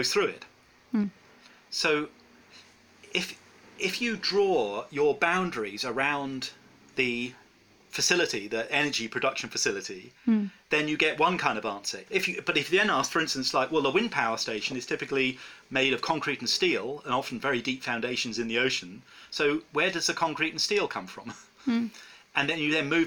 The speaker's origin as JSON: {"language": "English", "region": "England", "country": "United Kingdom", "said": "I'm from England"}